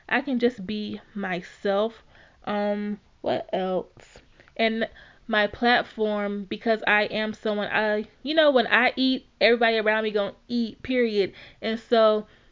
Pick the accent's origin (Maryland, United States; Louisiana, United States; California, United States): Louisiana, United States; Alexandria; born and raised in Louisiana